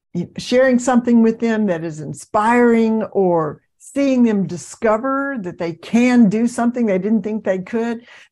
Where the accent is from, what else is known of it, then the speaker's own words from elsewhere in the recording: the South, United States; I'm from the South